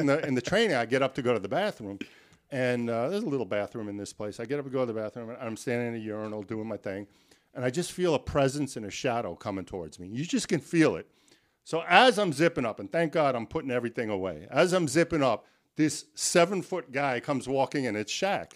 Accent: New York City, New York, United States; now in Miami, United States; growing up in the New York City, uh, Board of Education

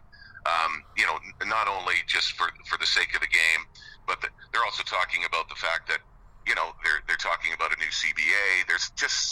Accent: Winnipeg, Manitoba, Canada; also born or lived in Halifax / Barrie / West Coast; now in Vancouver, Canada; I grew up in Winnipeg

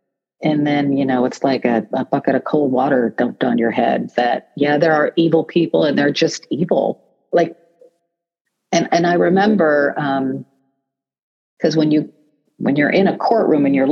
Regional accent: Canton, Ohio, United States; I am a native of Canton, Ohio

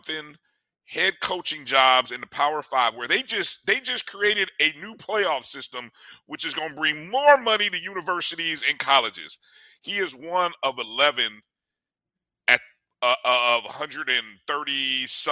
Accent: Indiana, United States; I grew up in Indiana

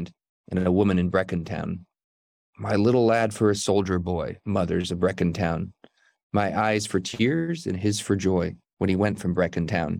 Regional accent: United States; Growing up in the United States

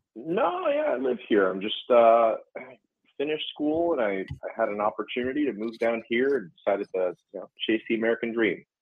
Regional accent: Montreal, Quebec, Canada; moved away as an adult; now in Houston, United States; I call from Houston, but I'm uh, wow. I'm a, uh, sure I'm Montréalais

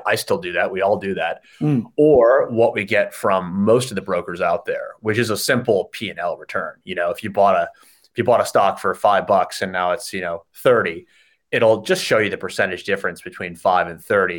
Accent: United States; moved away as an adult; also born or lived in Chicago; now in Sydney, Australia; as you can tell from my accent, I'm from the States

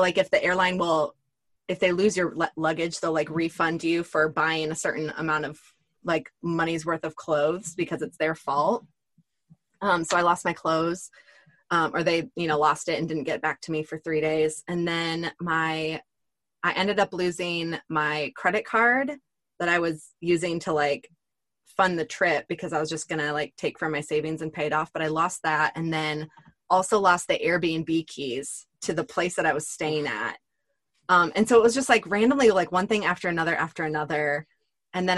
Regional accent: United States; I'm obviously American

